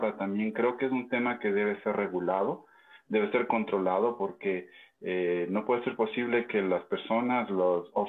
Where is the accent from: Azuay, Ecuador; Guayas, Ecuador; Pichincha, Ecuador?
Pichincha, Ecuador; Quito; yo como recomendación y como quiteño que soy